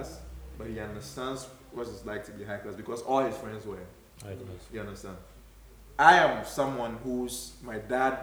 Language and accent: English; Kumasi, Ashanti, Ghana; I was raised in Bantama